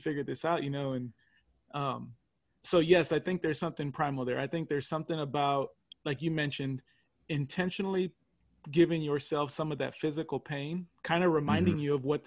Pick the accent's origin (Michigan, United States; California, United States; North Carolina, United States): California, United States; I'm from California